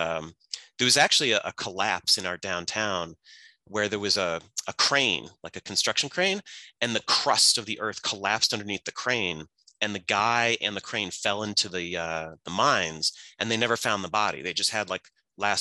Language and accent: English; Scranton, Pennsylvania, United States; moved away; I grew up in Scranton, Pennsylvania, which is in Northeast PA